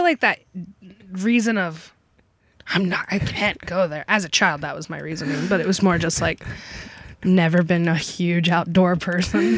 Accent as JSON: {"language": "English", "region": "Kentucky", "country": "United States", "tie": "born or raised there", "moved": "yes", "lives_now": "Sarasota, United States", "said": "I'm from Kentucky"}